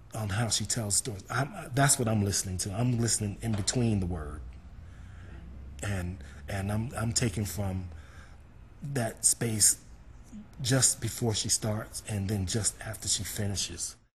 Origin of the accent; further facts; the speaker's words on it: New York City, New York, United States; Harlem and my hometown